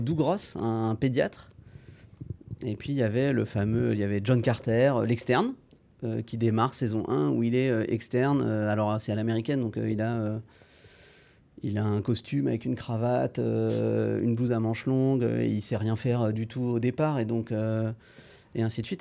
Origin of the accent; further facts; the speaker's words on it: Rennes, Brittany, France; moved away as an adult; now in Angers, France; je viens de Rennes, j'ai fait donc mon lycée à Rennes